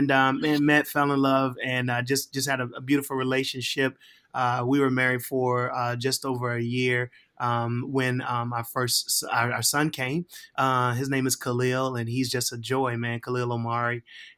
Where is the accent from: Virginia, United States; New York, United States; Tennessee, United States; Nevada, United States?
Virginia, United States; Richmond; So, man, I am I'm originally from Richmond, Virginia. Grew up there, born and raised until, you know, 18.